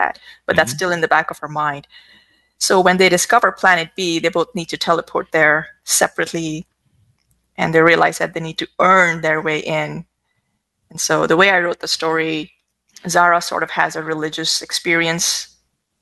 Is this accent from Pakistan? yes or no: yes; Pakistan; moved away as an adult; now in United States; I grew up in Pakistan. I've lived half my life there